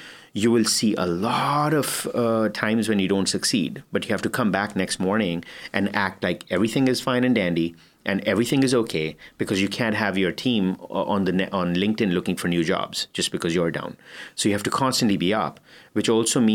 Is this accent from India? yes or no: yes; India; moved away; I'm Indian